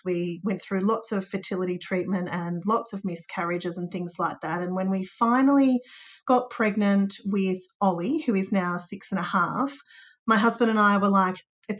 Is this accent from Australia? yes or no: yes; Warrnambool, Victoria, Australia; now in Geelong, Australia; I'm from Warrnambool